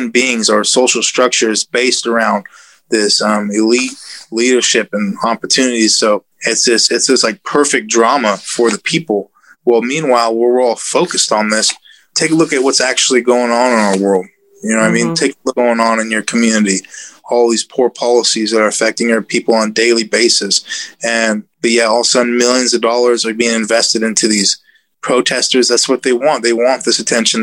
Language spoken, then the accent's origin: English; United States; I am an American. I'm proud to be an American.